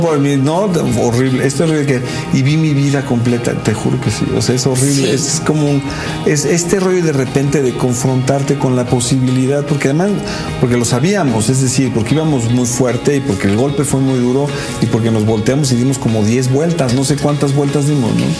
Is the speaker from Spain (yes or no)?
no; Mexico; yo soy clase media mexicana